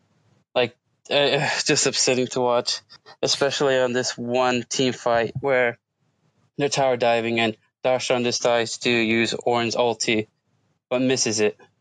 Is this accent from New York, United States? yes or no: yes; New York City, New York, United States; I'm a recaller. I'm from New York City.